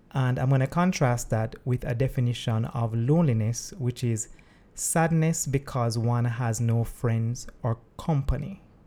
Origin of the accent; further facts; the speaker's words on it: Saint Andrew, Jamaica; The lovely parish of Saint Andrew. Ah, that's good. I am too. Uh, born and bred